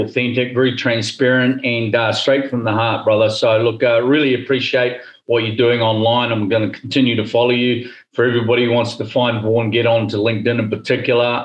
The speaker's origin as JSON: {"language": "English", "country": "New Zealand", "tie": "born or raised there", "moved": "as an adult", "said": "we love New Zealand. It's it's my home country"}